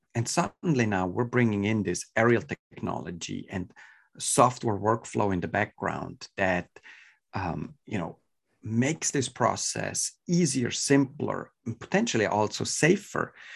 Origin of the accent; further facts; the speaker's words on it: Switzerland; moved away as an adult; now in California, United States; I was born and raised in Switzerland, so, uh, my European ties, uh, are, are definitely hurt as well in my, in my accent.